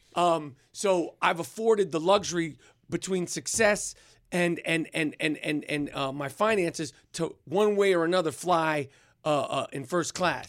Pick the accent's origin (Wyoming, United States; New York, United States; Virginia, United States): New York, United States; accent: New York; my New York accent